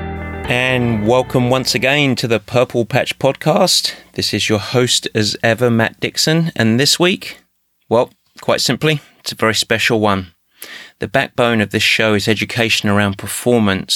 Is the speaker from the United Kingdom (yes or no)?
yes; England, United Kingdom; English like myself